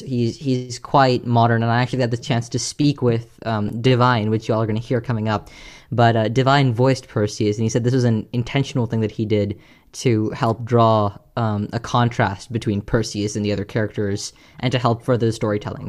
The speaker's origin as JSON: {"language": "English", "town": "Houston", "region": "Texas", "country": "United States", "said": "I'm from Texas, and uh, I'm from a, the part of Texas which we get a bunch of hurricanes. I'm from Houston"}